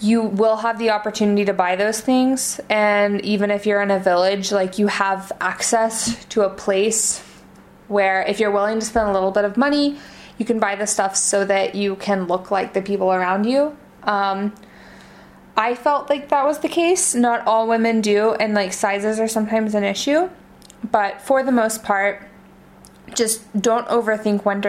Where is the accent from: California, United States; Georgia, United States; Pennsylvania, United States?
Georgia, United States; moved away as an adult; now in Osh, Kyrgyzstan; I'm from Georgia, and our winters are sometimes colder than the winter I had in Osh